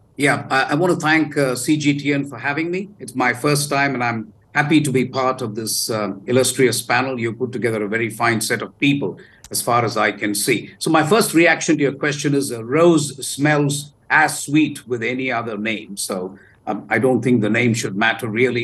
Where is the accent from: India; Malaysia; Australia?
India; South India; I come from the South